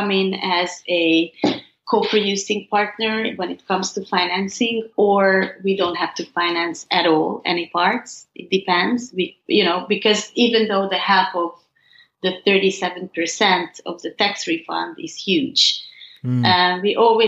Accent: Hungary; growing up in Hungary

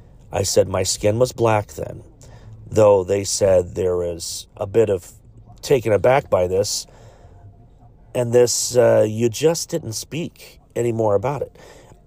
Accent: United Kingdom; born there; Now, I was born in the United Kingdom in 1996.

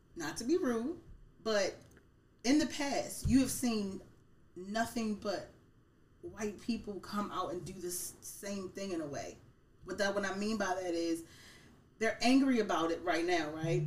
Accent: Baltimore, Maryland, United States; now in York, United States; I'm actually from Baltimore, Maryland

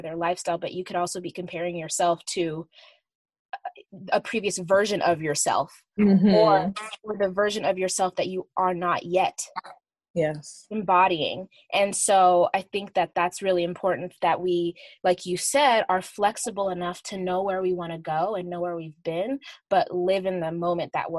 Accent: Uganda; I'm from Uganda

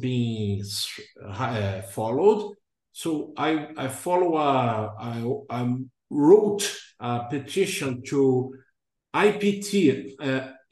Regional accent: Brazil; moved away as an adult; also born or lived in England; came back to my home country in August 2011

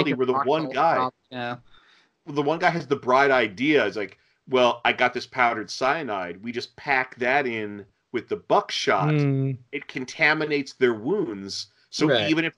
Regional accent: United States; we three, we're from America

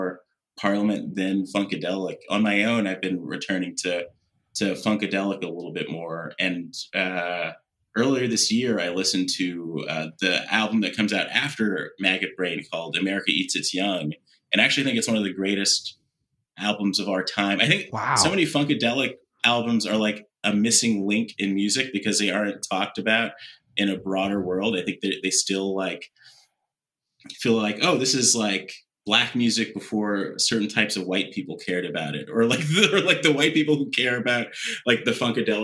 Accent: West Coast, United States; growing up on the West Coast

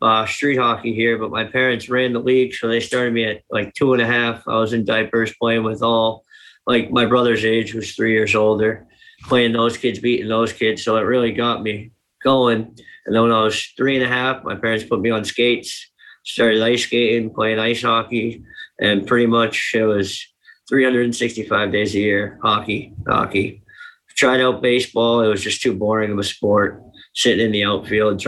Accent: Fitchburg, Massachusetts, United States; I'm from Fitchburg, the town over.

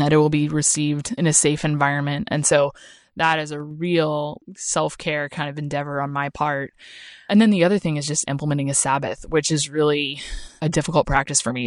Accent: Oklahoma, United States; moved away; I'm from Oklahoma

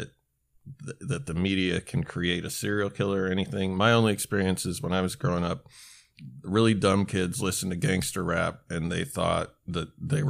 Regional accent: Alaska, United States; when I was growing up in Alaska, in my town

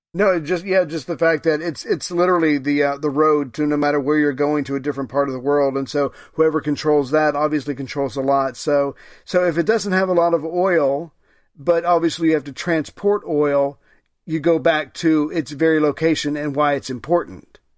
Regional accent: United States; as an American citizen

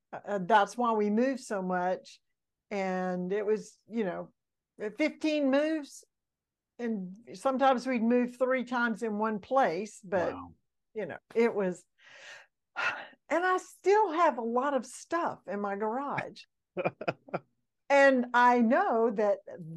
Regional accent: Mississippi, United States; born there; also born or lived in Alabama / Georgia / Florida; So I was born in Mississippi, and I've lived in Alabama and two places in Georgia and two places in Florida.

